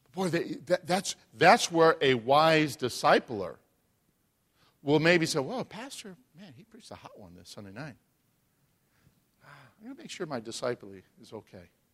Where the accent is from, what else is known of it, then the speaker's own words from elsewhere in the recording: Chicago, Illinois, United States; moved away; I'm from Chicago